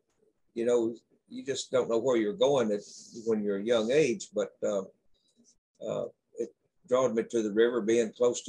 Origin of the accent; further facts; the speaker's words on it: McCracken County, Kentucky, United States; I was born in McCracken County, Kentucky